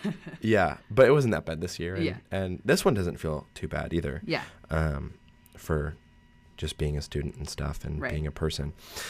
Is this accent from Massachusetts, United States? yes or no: yes; Massachusetts, United States; I mean, I'm from Massachusetts, so to go up for, what, 4 days, three days, it doesn't make sense.